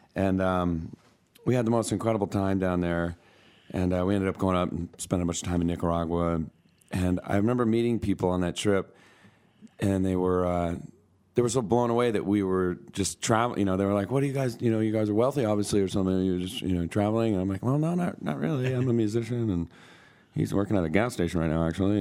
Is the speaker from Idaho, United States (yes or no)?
yes; McCall, Idaho, United States; I'm from McCall.